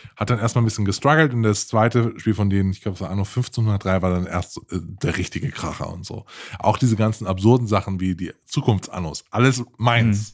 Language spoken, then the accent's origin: German; Rhineland-Palatinate, Germany; Man hört auch an meinem Akzent, dass ich aus Rheinland-Pfalz komme